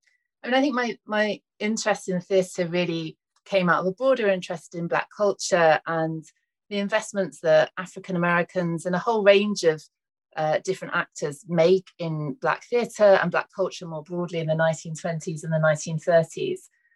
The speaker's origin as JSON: {"language": "English", "country": "United Kingdom"}